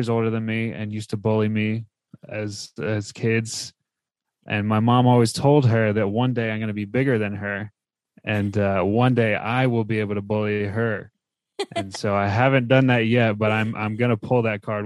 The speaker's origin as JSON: {"language": "English", "region": "New Jersey", "country": "United States", "tie": "born or raised there", "also_born_or_lived": "Texas", "moved": "as an adult", "said": "I was born and raised in New Jersey."}